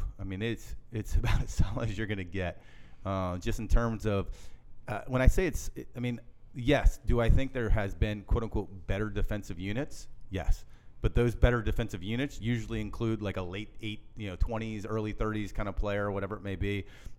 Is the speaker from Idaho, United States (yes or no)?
no; Virginia, United States; I grew up in Virginia area, and I have a lot of friends around that ACC world